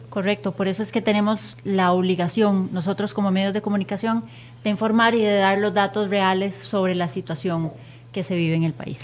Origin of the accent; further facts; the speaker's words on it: Costa Rica; como costarricenses